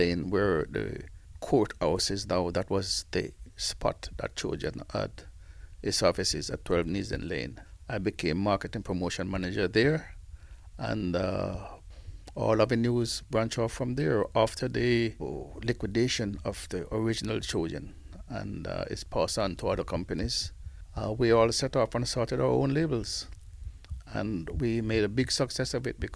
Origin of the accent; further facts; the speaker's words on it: Kingston, Jamaica; also born or lived in Shepherd's Bush, London / Brent, London; now in London, United Kingdom; I was born in Kingston, Jamaica, well, Denham Town, Western Kingston